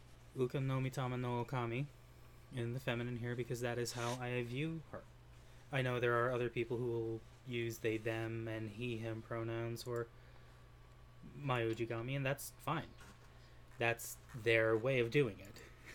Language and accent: English; Utah, United States; Like I've said before, I came from Utah, and there's a lot of vast, open, desolate spaces that are beautiful.